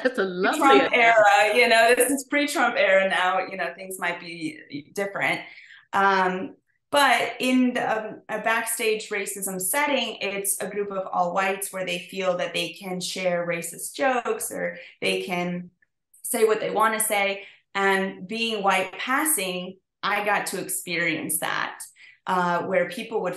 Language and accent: English; United States; also born or lived in Mexico; we were raised in the States